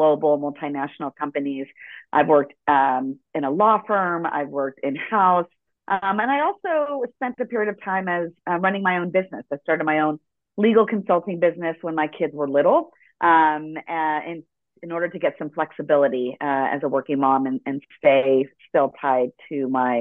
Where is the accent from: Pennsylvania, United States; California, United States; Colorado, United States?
California, United States; Los Angeles; first language Spanish; English is a second language; also born or lived in El Salvador (ancestry) / Ecuador (ancestry); I was born in Los Angeles, and Spanish was my first language.